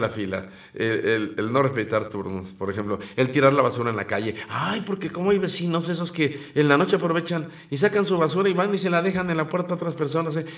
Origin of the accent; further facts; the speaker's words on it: Mexico; así somos los mexicanos